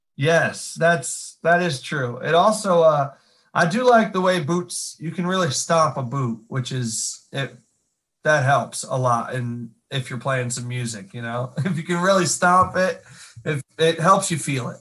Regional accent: Catskill Mountains, upstate New York, United States; moved away as an adult; now in Nashville, United States; I'm from upstate New York

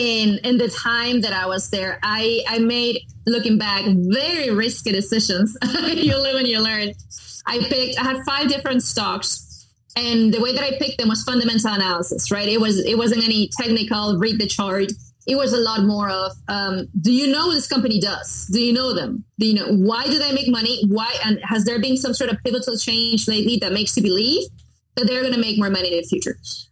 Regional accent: Miramar, Florida, United States; And their headquarters, global headquarters, were in my hometown, my tiny hometown of Miramar, Florida.

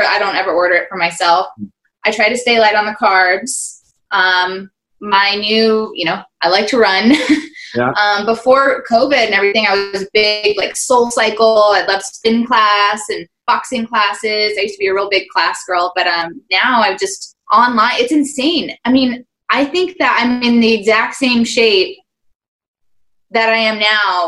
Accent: Las Vegas, Nevada, United States; moved away as an adult; now in Los Angeles, United States; I grew up here in Las Vegas

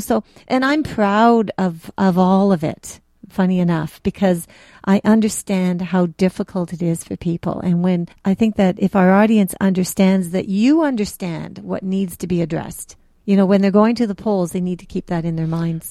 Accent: Toronto, Ontario, Canada; I grew up in Jane and Finch

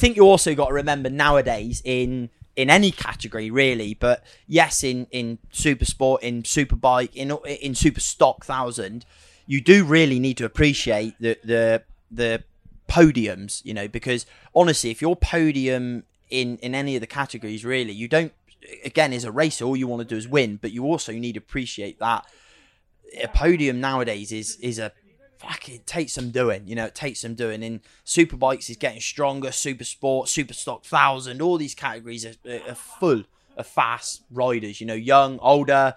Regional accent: United Kingdom; We're British, so we don't, you know, I this is where I live as such

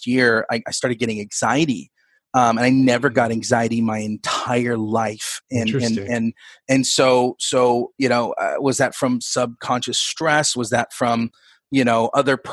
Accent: West Sacramento, California, United States; I grew up in West Sacramento, but it was like the Broderick area

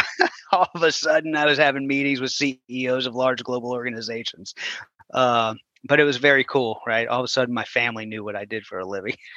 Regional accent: New Orleans, Louisiana, United States; moved away as an adult; also born or lived in Houston; I grew up in New Orleans, and in right. 2005, we got hit with Hurricane Katrina

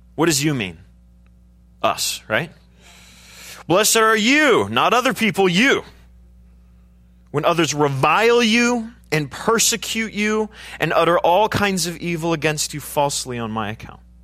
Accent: United States; I'm an American

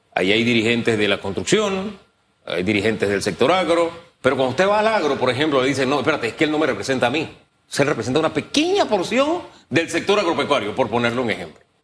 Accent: Panama; Yo como panameño lo digo, simplemente como panameño y como uno más

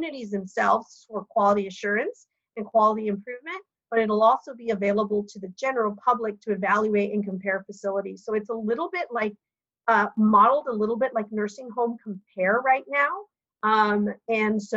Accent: Oregon, United States; I'm from Oregon

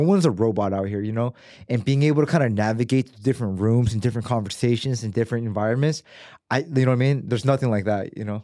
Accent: United States; growing up in America

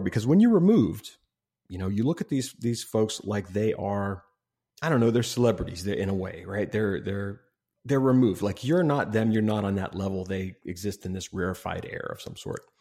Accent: Ohio, United States; I grew up in Ohio

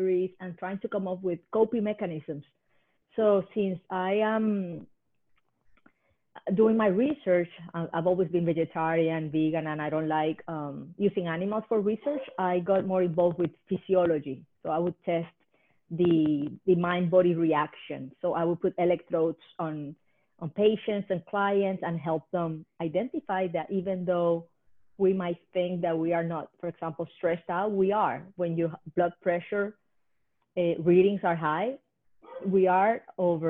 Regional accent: Puerto Rico; now in Hawaii, United States; I was born in Puerto Rico

